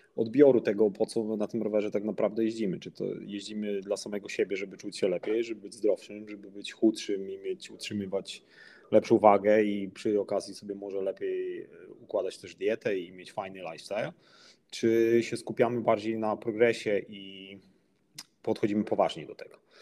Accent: Przemyśl, Subcarpathian Voivodeship, Poland; pochodzę z mojego miasta, z Przemyśla, z Polski

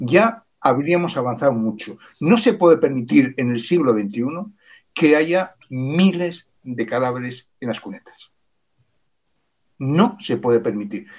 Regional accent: Spain; soy español, soy navarro, soy aragonés, soy catalán

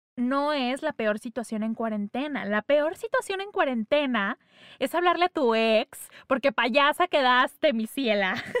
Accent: northern Mexico, Mexico; accent: norteño; se me salió mucho el acento norteño.

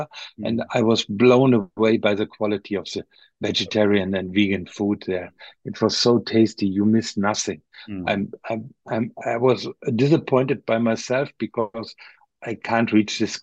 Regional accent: Osnabrück, Lower Saxony, Germany; here in my hometown in Osnabrück

